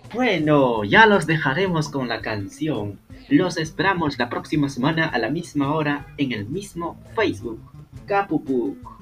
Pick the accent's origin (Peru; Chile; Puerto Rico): Peru